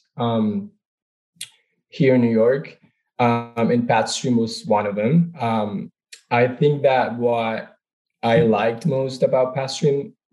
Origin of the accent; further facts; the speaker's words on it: Venezuela; moved away as an adult; now in United States; I'm originally from Venezuela, born and raised.